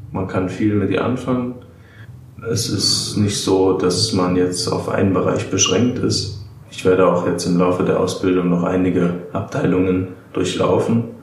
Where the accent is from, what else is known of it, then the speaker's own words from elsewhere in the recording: Darmstadt, Hesse, Germany; Ich komme aus Darmstadt, ich bin 28 Jahre